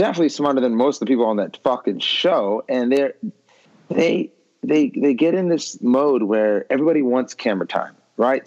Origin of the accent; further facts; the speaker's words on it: Beverly Hills, California, United States; We grew up in Beverly Hills together